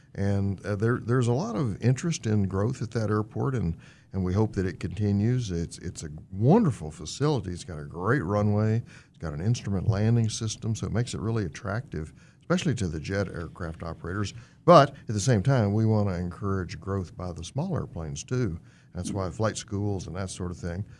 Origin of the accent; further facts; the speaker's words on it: Fort Worth, Texas, United States; now in Wichita, United States; I was born and raised in Fort Worth, Texas.